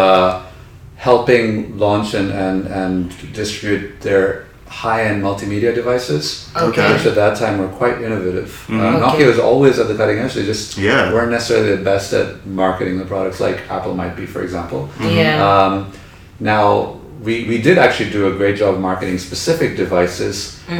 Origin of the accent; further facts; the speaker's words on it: Dubai, United Arab Emirates; also born or lived in Philadelphia, United States; I was actually born and raised in Dubai